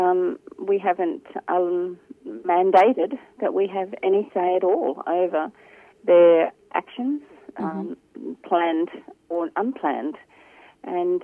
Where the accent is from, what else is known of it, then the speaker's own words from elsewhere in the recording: Brisbane, Queensland, Australia; I come from Brisbane, and we have a local peace group here called Just Peace